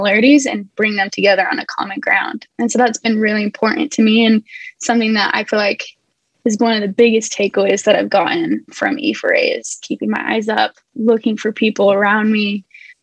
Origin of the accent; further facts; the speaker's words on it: Midway, Utah, United States; now in Southern California, United States; I'm in Southern California. I was born and raised in Midway, Utah.